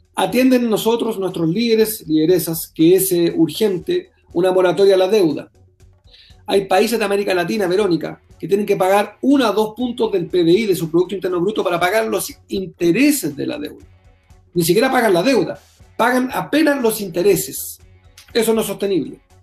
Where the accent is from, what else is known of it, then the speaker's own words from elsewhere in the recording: Chile; Yo soy vecino de Bolivia como chileno.